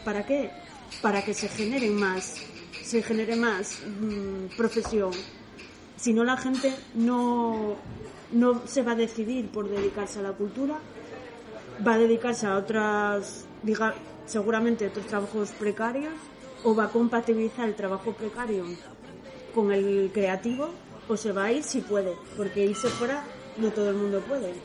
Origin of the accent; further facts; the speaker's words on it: Oviedo, Asturias, Spain; soy de Oviedo, o sea, nací, nací en Oviedo, pero mis padres, Antonia y José Luis, Antonia es de Vímenes y José Luis es de Quirós, o sea que soy asturiana de pura cepa.